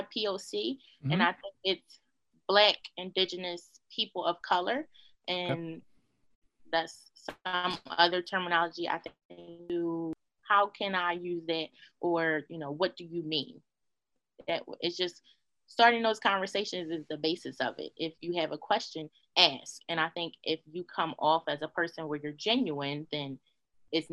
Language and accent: English; United States; I was born in America. I am Black. I wasn't born in Africa, so I'm Black